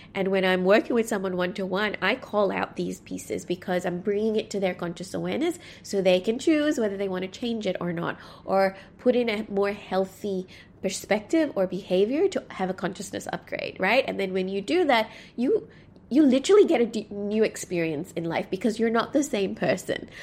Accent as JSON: {"language": "English", "country": "Sri Lanka", "tie": "born or raised there", "said": "growing up in Sri Lanka, whenever I went to my local mosque, I never felt like I belonged there"}